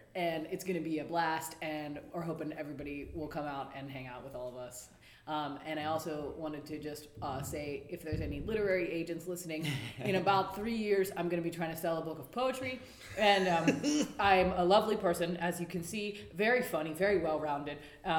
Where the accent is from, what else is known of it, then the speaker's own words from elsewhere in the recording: Minnesota, United States; accent: Minnesota; now in Pittsburgh, United States; I have a lot to work on with my Minnesota accent.